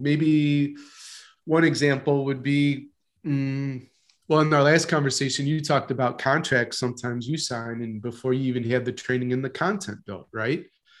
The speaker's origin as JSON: {"language": "English", "town": "Palatine", "region": "Illinois", "country": "United States", "tie": "born or raised there", "said": "I grew up outside of Chicago in one of the suburbs, Palatine, Illinois."}